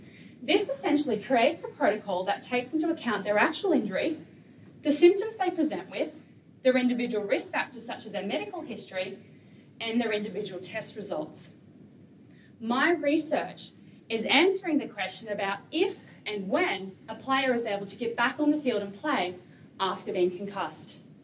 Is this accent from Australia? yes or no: yes; Australia; When you get hit hard, there is an expectation, a competitiveness in you, as an Australian, to get up and keep playing.